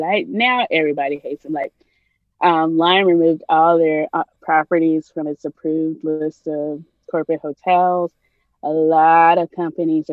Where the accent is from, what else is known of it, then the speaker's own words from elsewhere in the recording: Nigeria; now in United States; being a Nigerian